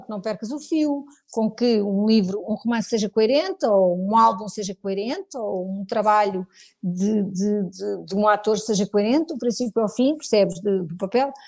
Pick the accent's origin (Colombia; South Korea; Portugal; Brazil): Portugal; sou muito portuguesa, gosto muito de Portugal, devo tudo ao meu país